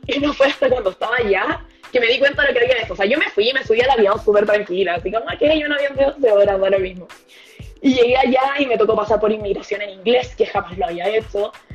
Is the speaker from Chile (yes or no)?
yes; Chile; moved away as an adult; also born or lived in New Zealand / Australia / Portugal; soy chilena